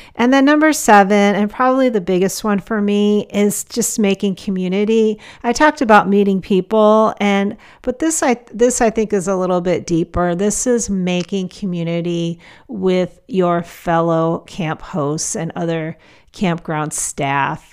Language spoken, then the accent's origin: English; Portland, Oregon, United States; my hometown of Portland, Oregon